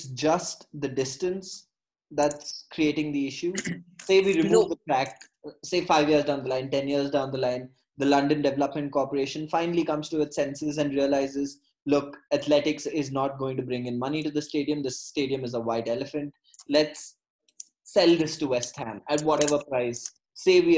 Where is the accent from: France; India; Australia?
India; Bangalore, Karnataka; my hometown, if you take Bangalore